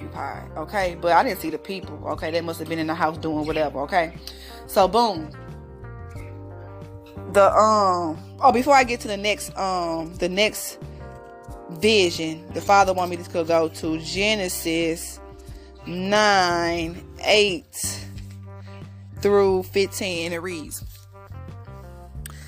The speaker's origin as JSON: {"language": "English", "town": "St. Louis", "region": "Missouri", "country": "United States", "said": "I'm from St. Louis, Missouri"}